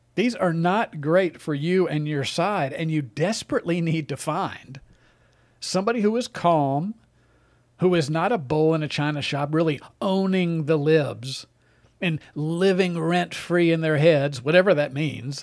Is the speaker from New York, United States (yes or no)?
no; Mississippi, United States; moved away; my home state of Mississippi